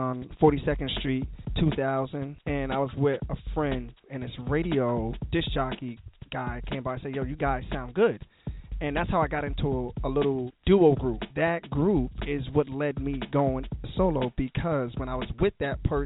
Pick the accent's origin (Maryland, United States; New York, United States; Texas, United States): New York, United States; Poughkeepsie; moved away as an adult; now in New Jersey, United States; I'm born and raised in Poughkeepsie